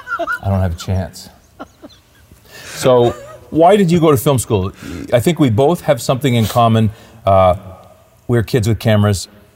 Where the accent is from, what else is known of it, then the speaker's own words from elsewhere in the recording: Clinton, Ontario, Canada; I came from a small town, Clinton, Ontario.